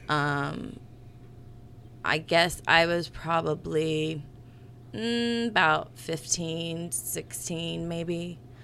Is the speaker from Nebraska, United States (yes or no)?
no; Gas City, Indiana, United States; born or raised there